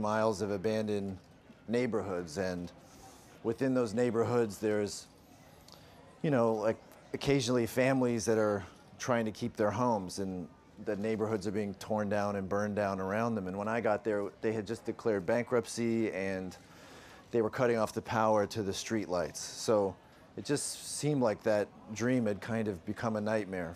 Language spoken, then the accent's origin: English; Canada; I'm from Canada